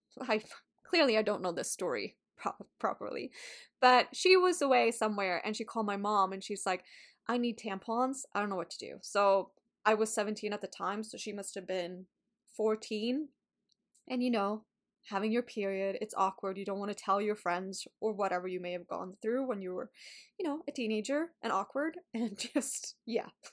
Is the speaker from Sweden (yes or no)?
yes; Sweden; English is a second language; moved away; I went back home, to Sweden. So, I've been talking a lot of Swedish, not as much English.